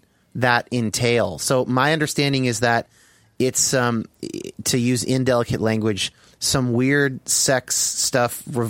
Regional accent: United States; as an American

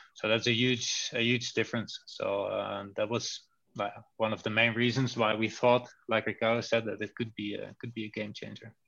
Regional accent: Netherlands; English is a second language; moved away as an adult; now in Belgium; I come from the Netherlands, but live already a few years in Belgium now

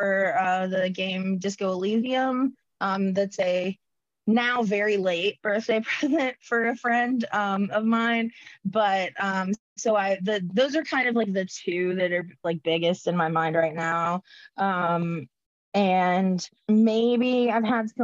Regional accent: North Carolina, United States; I grew up in North Carolina

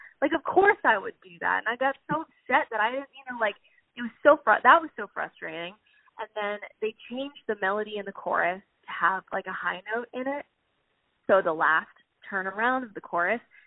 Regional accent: Pennsylvania, United States; now in Southern California, United States; I'm originally from Pennsylvania, and I moved out here in 2010.

